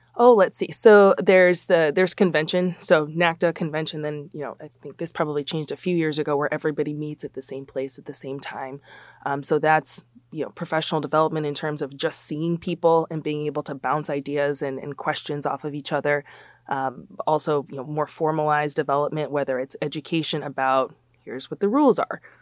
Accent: Chicago, Illinois, United States; also born or lived in New Jersey; I'm born and raised in the Big Ten. Um, so we went to the Big Ten conference, went out to New Jersey. I worked at Rutgers for just under four years, and then I got to come home. I'm from Chicago

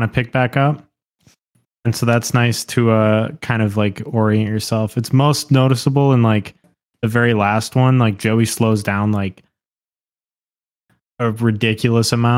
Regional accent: Grand Rapids, Michigan, United States; moved away as an adult; also born or lived in Ann Arbor; now in Detroit, United States; I grew up in Grand Rapids and lived in Ann Arbor as well because I also went to school there, and now I live in Detroit

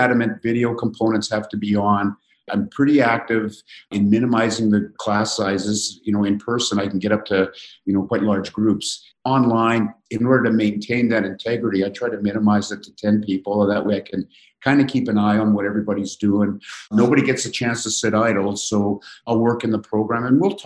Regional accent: Saskatchewan, Canada; I grew up east of your homestead. So I am originally from Saskatchewan, a bit of a farm boy.

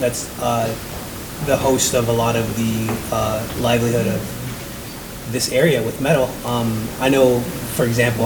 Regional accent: Washington, District of Columbia, United States; now in Burlington, United States; I grew up in Washington, D.C.

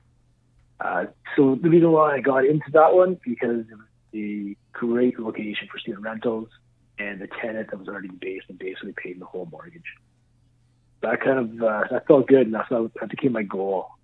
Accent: Sudbury, Ontario, Canada; also born or lived in Brampton, Ontario; I grew up in Sudbury, Ontario. Moved to Brampton. Started my career as a firefighter there. Then I came back to Sudbury 11-12 years ago

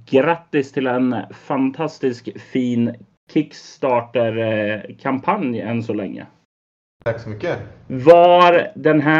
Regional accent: Sweden; även om de inte har någon relation till Drakar och Demoner som vi svenskar har?

